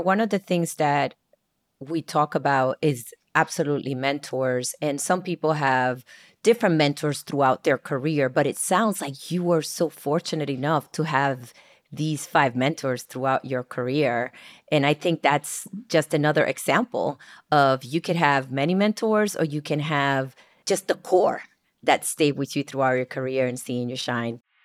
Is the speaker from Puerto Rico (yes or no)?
yes; San Germán, Puerto Rico; I was born and raised in San Germán, Puerto Rico